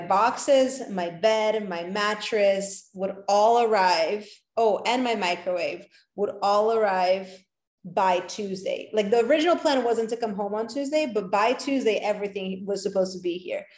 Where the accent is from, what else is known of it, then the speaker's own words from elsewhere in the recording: New York, United States; also born or lived in Los Angeles; a New Yorker, as a avid New Yorker. I lived here for 13 years before I moved to California